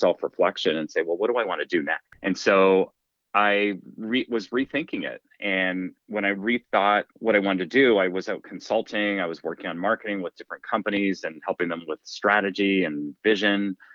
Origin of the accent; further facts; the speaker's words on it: Canada; also born or lived in Toronto, Canada; as a kid and growing up in Canada, I played a lot of hockey